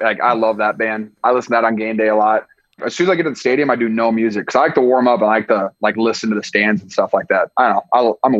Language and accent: English; Iowa, United States; moved away as an adult; now in California, United States; I'm from Iowa